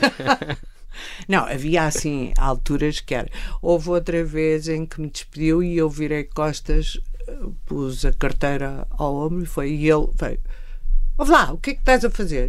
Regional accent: Torres Vedras, Lisbon, Portugal; also born or lived in Cadaval; eu vinha de Torres Vedras, eu estava nas freiras

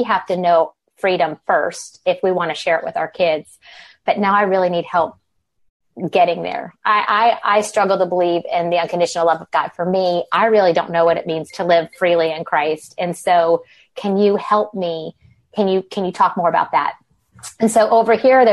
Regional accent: the South, United States; moved away as an adult; now in Old Greenwich, United States; I'm from the South, but live in the Northeast.

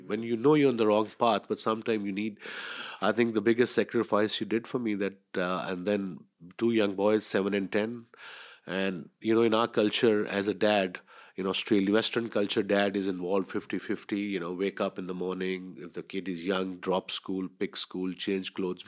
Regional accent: Punjab, Pakistan; we grew up on Bollywood. In Pakistan, there used to be one black and white channel, and we used to get, I think in Punjab, we used to get their songs

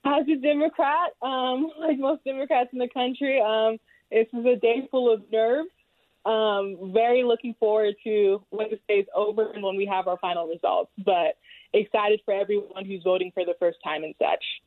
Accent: South Florida, United States; now in Utah, United States; I'm originally from South Florida

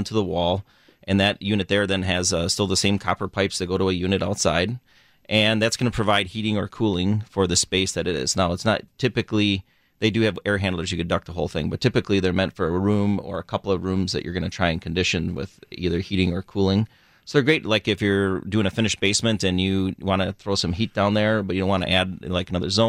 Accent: Burlington, Wisconsin, United States; born or raised there

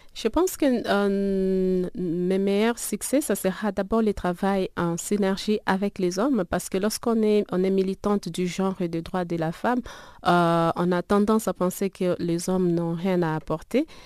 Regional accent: DR Congo; now in South Africa; mon pays d'origine

